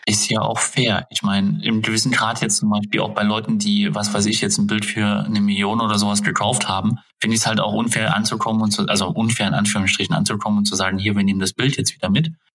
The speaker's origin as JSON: {"language": "German", "country": "Germany", "said": "wir sind ja auch typisch deutsch"}